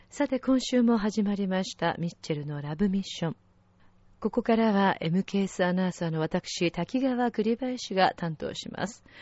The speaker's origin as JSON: {"language": "Japanese", "country": "Italy", "second_language": "Japanese", "said": "やっぱりイタリア人として行"}